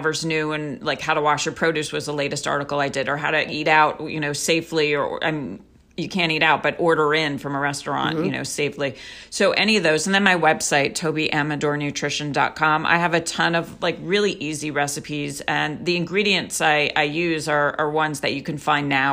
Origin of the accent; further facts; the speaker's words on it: Israel; moved away; I'm also from Israel